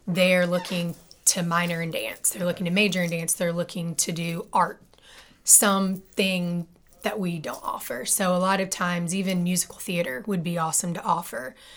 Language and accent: English; Memphis, Tennessee, United States; moved away as an adult; also born or lived in North Carolina / South Carolina / Indiana; I'm actually born and raised in Memphis, Tennessee